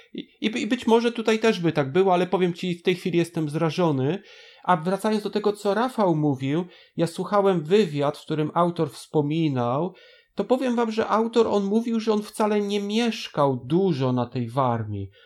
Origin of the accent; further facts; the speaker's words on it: Bydgoszcz, Kuyavian-Pomeranian Voivodeship, Poland; u nas w Bydgoszczy